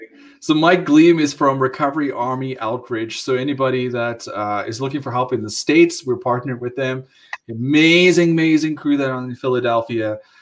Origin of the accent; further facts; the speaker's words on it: South Africa; moved away as an adult; I grew up in South Africa, that's why I sound funny.